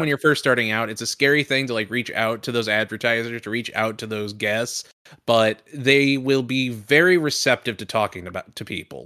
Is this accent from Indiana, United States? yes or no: yes; Indianapolis, Indiana, United States; moved away; my hometown of Indianapolis